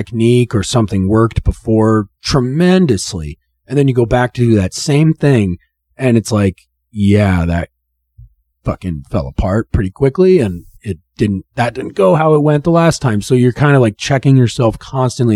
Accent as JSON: {"language": "English", "town": "Oxford", "region": "Ohio", "country": "United States", "tie": "born or raised there", "said": "And so I grew up in Oxford, Ohio"}